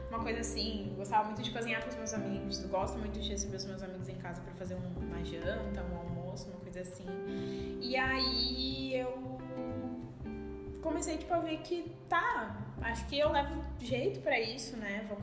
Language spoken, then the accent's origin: Portuguese; São Paulo, Brazil; moved away as an adult; now in Santa Maria, Brazil; Uh, eu tenho 23 anos, eu sou natural de São Paulo e eu vim para Santa Maria para estudar.